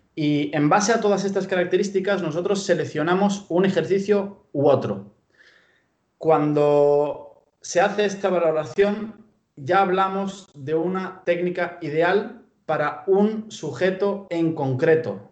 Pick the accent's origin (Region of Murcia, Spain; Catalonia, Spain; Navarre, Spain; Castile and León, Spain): Navarre, Spain; Pamplona; accent: purely Spanish; moved away as an adult; also born or lived in Bulgaria; now in Galicia, Spain; vine aquí a los 12 años, allá por el año 2005, y eh, vine a Pamplona, que es de donde, vengo.